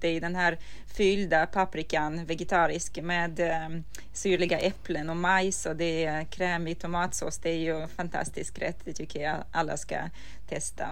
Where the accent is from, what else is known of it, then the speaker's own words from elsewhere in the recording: Ukraine; now in Sweden; som en ukrainare som har fötts och uh, vuxit upp och ätit den här maten hela livet